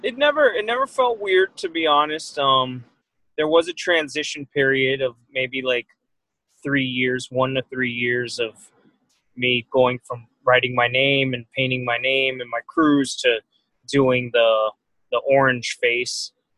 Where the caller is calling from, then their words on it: Miami, Florida, United States; I'm live from Miami, Florida. I'm actually in the West Miami neighborhood of Miami, Florida right now, but yeah, I'm in the 305, the Rock Bottom.